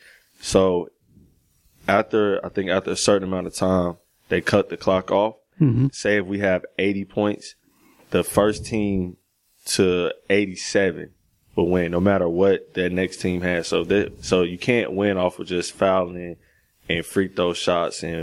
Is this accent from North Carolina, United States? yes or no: yes; Greensboro, North Carolina, United States; I grew up here.